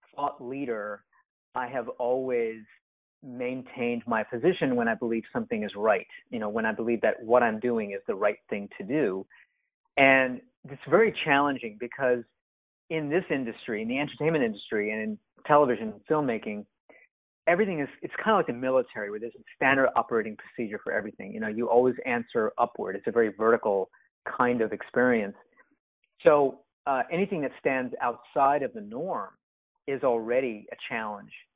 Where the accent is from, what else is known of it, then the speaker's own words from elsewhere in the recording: Japan; moved away as an adult; now in United States; I'm mixed race and because I grew up in Japan